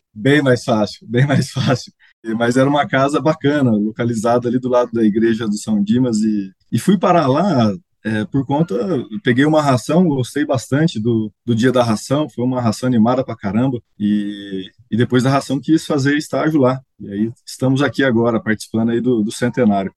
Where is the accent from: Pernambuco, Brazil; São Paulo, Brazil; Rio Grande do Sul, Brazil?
São Paulo, Brazil; Piacatu; moved away as an adult; now in Piracicaba, Brazil; Eu sou natural da Grande Piacatu